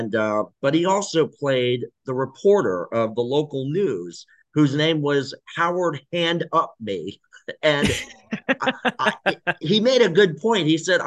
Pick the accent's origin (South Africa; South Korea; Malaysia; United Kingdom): South Korea; Yes. So I'm from South Korea.